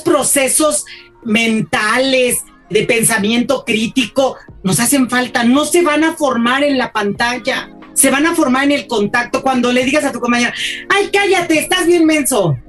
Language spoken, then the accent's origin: Spanish; Mexico City, Mexico; moved away as an adult; also born or lived in Ecatepec, State of Mexico; Yo crecí en la Ciudad de México